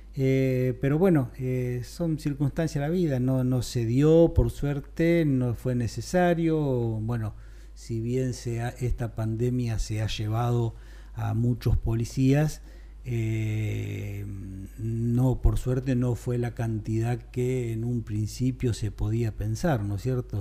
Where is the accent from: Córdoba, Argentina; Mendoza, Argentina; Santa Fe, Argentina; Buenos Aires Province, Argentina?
Buenos Aires Province, Argentina; Carmen de Areco; soy de Carmen de Areco, viví toda mi vida acá